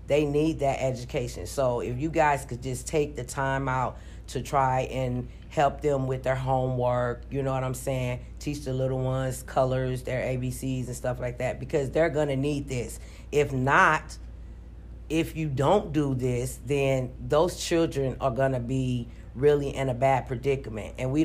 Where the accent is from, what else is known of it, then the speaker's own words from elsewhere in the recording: East St. Louis, Illinois, United States; now in Minneapolis, United States; I was born in St. Louis, Missouri, but I was raised in East St. Louis, Missouri. I now reside in Minneapolis, Minnesota